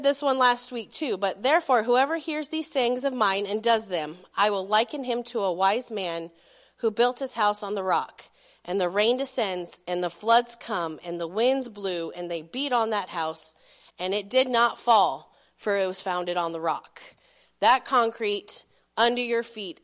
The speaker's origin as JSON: {"language": "English", "town": "Belden", "region": "Nebraska", "country": "United States", "tie": "born or raised there", "said": "I grew up in Belden"}